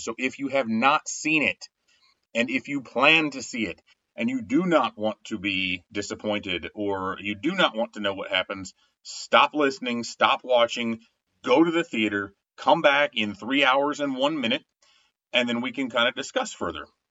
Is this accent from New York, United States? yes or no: no; Winamac, Indiana, United States; also born or lived in North Judson, Indiana; So I was born in Winnemac, Indiana had a Winnemac address for a long time, but we went to school and we're in the school district of North Judson, Indiana